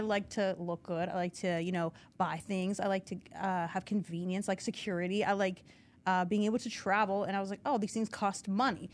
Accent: New Castle, Pennsylvania, United States; I'm from Newcastle originally

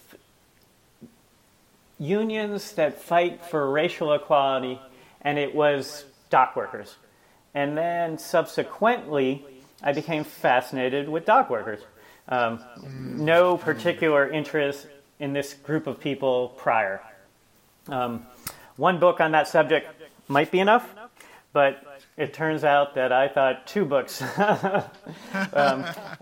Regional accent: United States; as an American

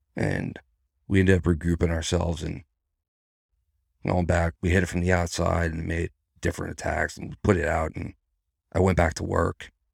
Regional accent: New York, United States; moved away as an adult; now in Virginia, United States; I'm a New Yorker.

